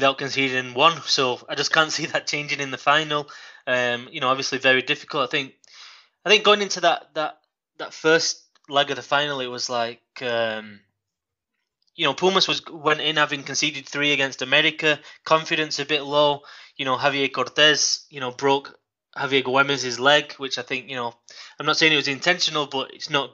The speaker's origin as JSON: {"language": "English", "town": "Manchester", "region": "North West England", "country": "United Kingdom", "moved": "as an adult", "lives_now": "Guadalajara, Mexico", "said": "I'm from Manchester in England, and I've been here, it's coming on to 8 years now"}